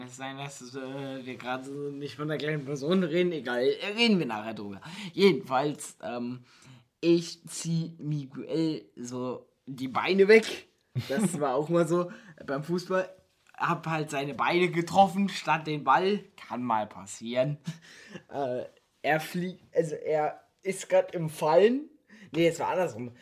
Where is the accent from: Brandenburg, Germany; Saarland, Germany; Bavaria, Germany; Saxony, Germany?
Brandenburg, Germany; Cottbus; wir kommen beide aus Cottbus